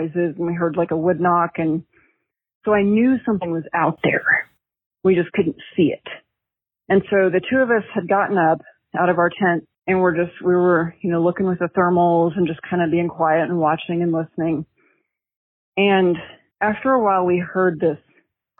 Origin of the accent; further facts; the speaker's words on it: Oklahoma, United States; moved away as an adult; growing up in Oklahoma, that I was still in Oklahoma